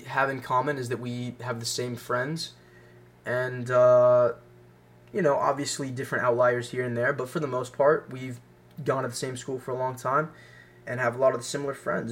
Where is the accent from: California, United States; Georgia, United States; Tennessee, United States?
Tennessee, United States; Franklin; also born or lived in Tallahassee, Florida; at the ripe age of five, my parents decided for some reason to pick up everything we had and move to Franklin, Tennessee. And I've been here for the past 13 years.